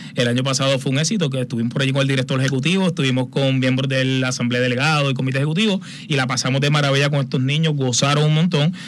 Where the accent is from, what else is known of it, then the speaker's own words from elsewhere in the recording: Aguas Buenas, Puerto Rico; Yo salgo, yo soy de Agua Buena, natural.